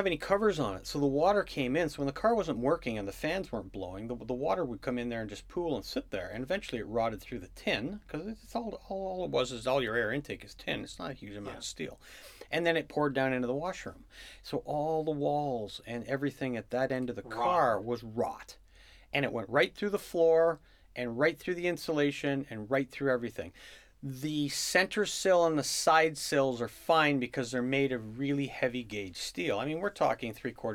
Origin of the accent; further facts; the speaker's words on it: Canada; I'm a Canadian citizen without a green card.